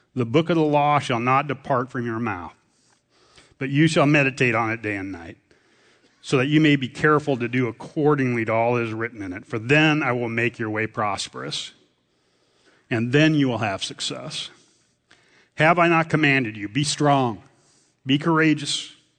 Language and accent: English; central Nebraska, United States; moved away; Grew up in a farm in central, in Kennesaw, Nebraska